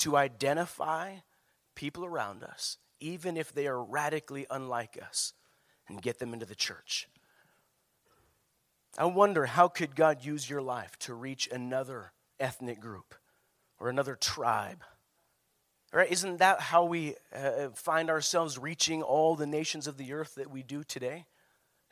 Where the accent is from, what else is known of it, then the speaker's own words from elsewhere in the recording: Prescott, Arizona, United States; moved away; I was raised in Prescott